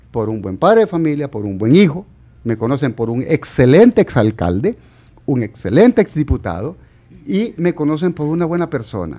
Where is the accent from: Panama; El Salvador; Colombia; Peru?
El Salvador; somos salvadoreños